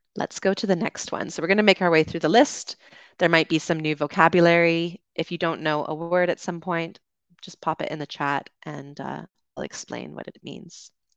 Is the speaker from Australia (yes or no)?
no; Canada; now in Dominican Republic; I'm from Canada.